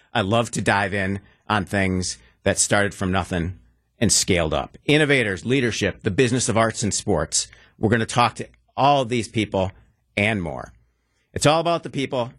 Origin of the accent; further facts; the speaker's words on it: Wauwatosa, Wisconsin, United States; also born or lived in Milwaukee; I'm a lifelong, passionate Milwaukeean. I grew up in Wauwatosa, beautiful tree lined Wauwatosa